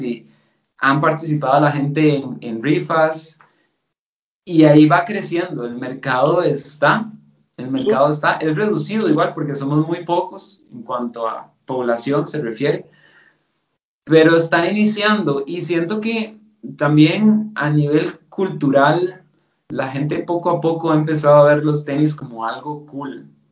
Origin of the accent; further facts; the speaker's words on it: Costa Rica; accent: Costa Rican; first language Spanish; moved away as an adult; also born or lived in Germany; yo soy costarricense y, tengo un acento particular de Costa